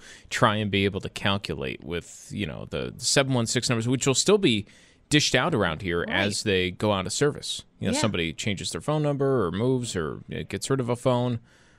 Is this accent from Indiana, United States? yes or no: no; Buffalo, New York, United States; Like, this is where I'm from. I'm from Buffalo.